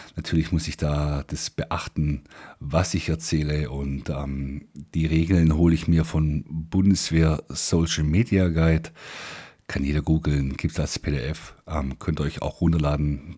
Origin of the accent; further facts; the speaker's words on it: Swabia, Germany; accent: Swabian; Ich bin Schwabe.